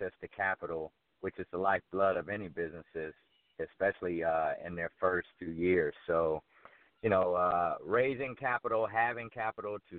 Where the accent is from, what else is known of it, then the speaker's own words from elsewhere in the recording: Fort Myers, Florida, United States; moved away as an adult; also born or lived in New York; now in Atlanta, United States; I'm from Fort Myers, Florida. I grew up there. I left when I went off to New York to go to West Point